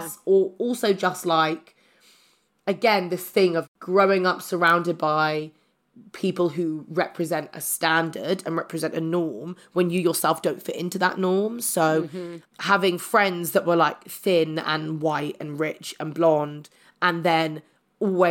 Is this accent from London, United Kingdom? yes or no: yes; London, United Kingdom; I grew up in South London, but I got a scholarship to a private school.